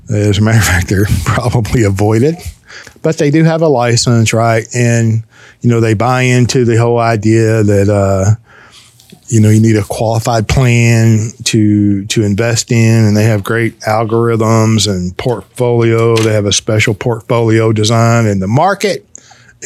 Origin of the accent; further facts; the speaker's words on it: Fort Worth, Texas, United States; I was born and raised in Fort Worth, Texas